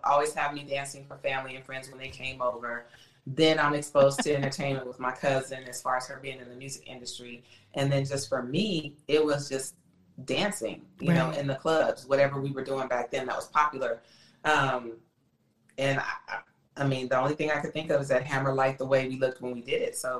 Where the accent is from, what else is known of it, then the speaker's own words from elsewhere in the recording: California, United States; also born or lived in Houston, Texas; I was born in Houston, Texas, and then we moved to California when I was about 6 years old